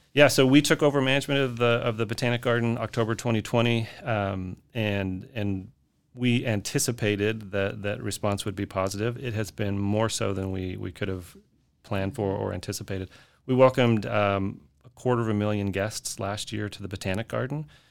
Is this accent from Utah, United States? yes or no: yes; Salt Lake City, Utah, United States; moved away as an adult; also born or lived in Austin, Texas; now in Fort Worth, United States; I grew up in Salt Lake City, Utah